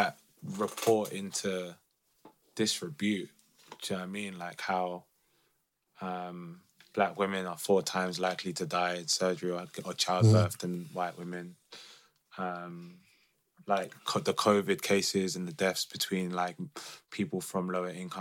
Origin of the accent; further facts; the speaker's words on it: London, United Kingdom; someone that's lived the experience of being growing up in London